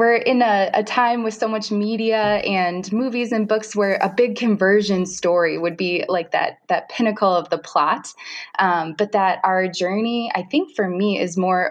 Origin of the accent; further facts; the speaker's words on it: Forest Lake, Minnesota, United States; also born or lived in St. Paul, Minnesota; I grew up in Forest Lake